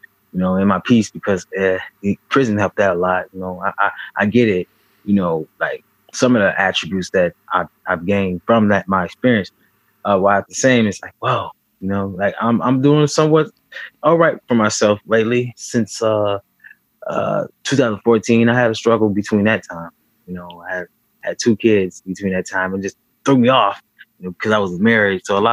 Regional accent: Benton Harbor, Michigan, United States; also born or lived in Alabama; I was born in Benton Harbor, Michigan, back in 1984. Throughout childhood, I stayed in Alabama and Michigan, back and forth

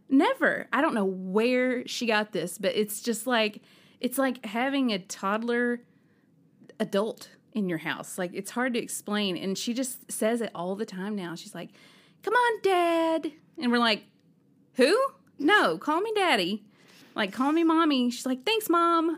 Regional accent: Alabama, United States; I'm from Alabama

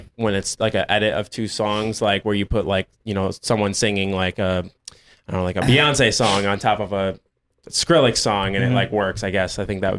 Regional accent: Syracuse, New York, United States; Upstate New York, like Syracuse area.

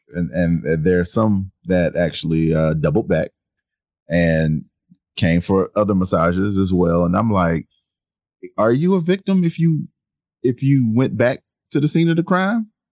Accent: South Carolina, United States; I'm from South Carolina

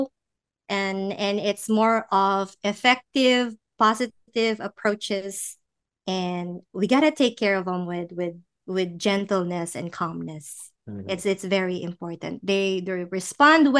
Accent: Philippines; moved away; we're from the Philippines

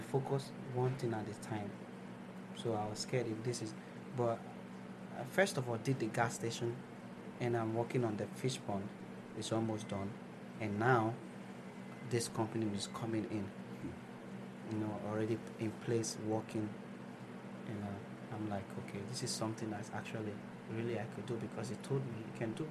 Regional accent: Nigeria; moved away; So I have other things going on in my home country

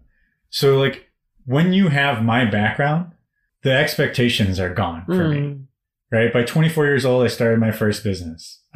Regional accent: United States; my father's Indian, my mother's Irish, and I'm American

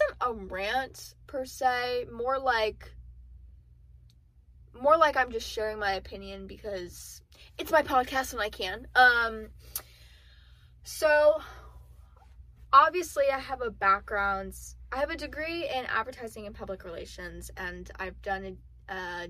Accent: South Florida, United States; now in Central Florida, United States; I'm originally from South Florida. The beach was 10 minutes away.

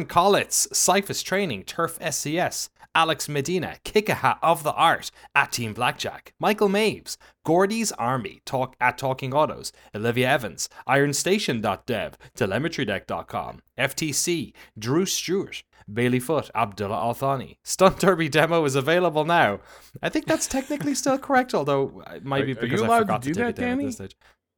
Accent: Ireland; it was kind of a podcast because I'm Irish.

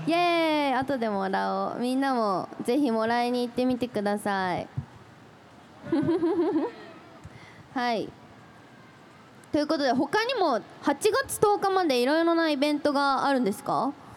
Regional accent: Shizuoka, Japan; 私はもう生粋の関東生まれあれ関東だよね静岡って

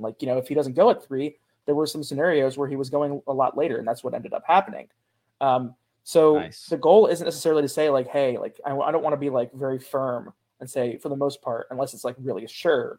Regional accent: Cincinnati, Ohio, United States; also born or lived in Pittsburgh; I grew up in Cincinnati as a kind of a erstwhile Bengals fan

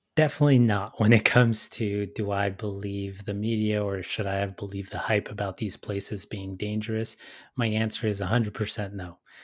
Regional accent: Los Angeles, California, United States; my situation growing up in Southeast L

